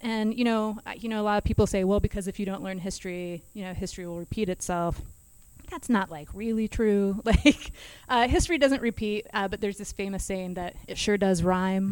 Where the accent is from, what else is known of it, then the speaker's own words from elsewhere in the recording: Kansas, United States; I'm from Kansas, so I'm a northerner